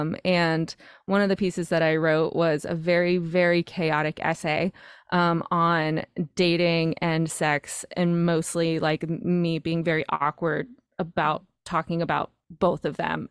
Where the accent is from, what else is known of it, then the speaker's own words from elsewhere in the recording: North Carolina, United States; moved away as an adult; now in New York, United States; I grew up in North Carolina, uh, on a farm